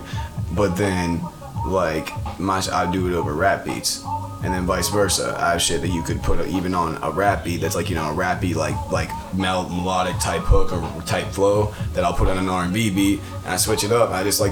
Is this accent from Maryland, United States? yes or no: no; Atlanta, Georgia, United States; born or raised there; now in Pittsburgh, United States